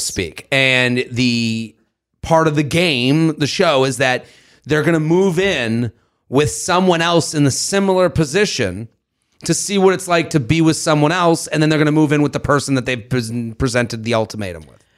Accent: Boston, Massachusetts, United States; Beantown, my hometown

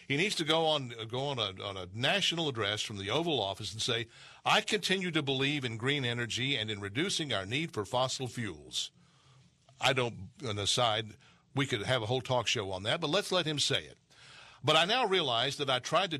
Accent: Texas, United States; from my home state of Texas

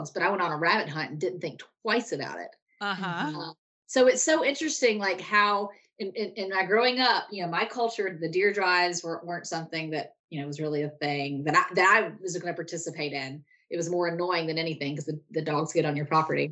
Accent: South Carolina, United States; I'm from South Carolina. I grew up here, hunted here my whole life

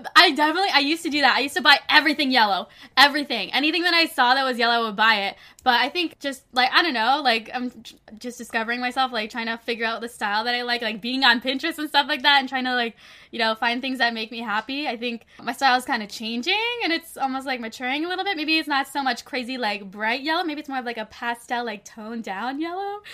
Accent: Toronto, Ontario, Canada; moved away as an adult; now in Los Angeles, United States; my hometown Toronto

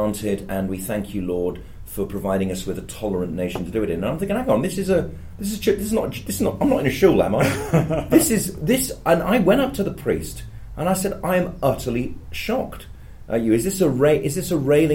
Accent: Birmingham, West Midlands, United Kingdom; as someone who grew up here, is socialised in Britishness, I get all the jokes about rain, but I'm from Birmingham.

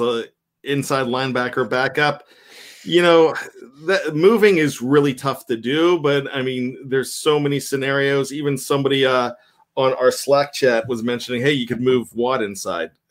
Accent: Johnstown, Pennsylvania, United States; accent: Yinzer; We consider ourselves Yinzers um, growing up in Johnstown

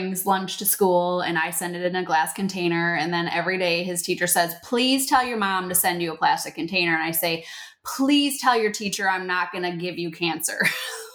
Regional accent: Wisconsin, United States; moved away as an adult; also born or lived in Virginia; I am from Wisconsin, dairy state

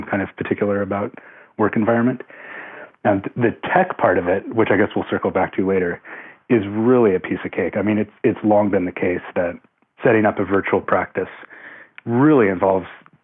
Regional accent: Seattle, Washington, United States; Born and raised in the Seattle area

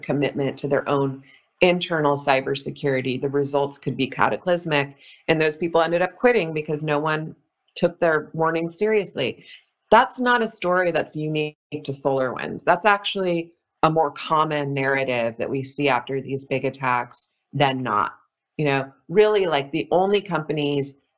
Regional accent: California, United States; growing up in California

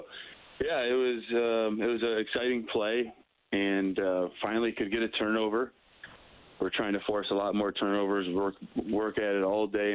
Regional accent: Novi, Michigan, United States; moved away; I'm from Novi. It's just outside of Detroit, Michigan. And that's where I grew up

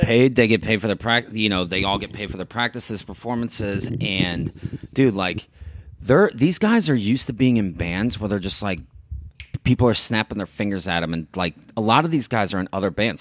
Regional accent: St. Louis, Missouri, United States; moved away as an adult; also born or lived in Chicago / New York / Miami; now in Los Angeles, United States; I'm from Saint Louis

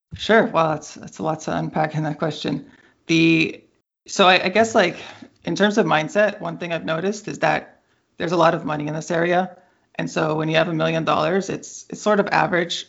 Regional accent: Bay Area, California, United States; I grew up in the Bay Area

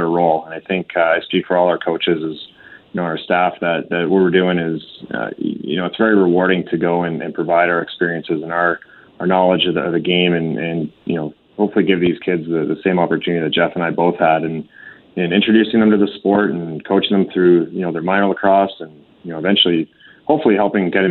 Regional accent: Calgary, Alberta, Canada; we'll always call Calgary home, and we're proud to be Calgarians

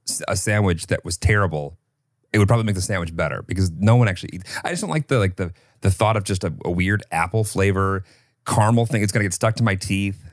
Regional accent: Illinois, United States; I grew up in Illinois

